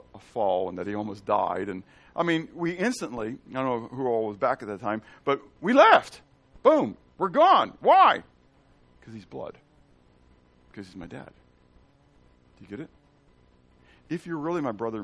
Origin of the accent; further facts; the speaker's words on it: Pittsburgh, Pennsylvania, United States; And I'm from Pittsburgh. Okay? I'm from Pennsylvania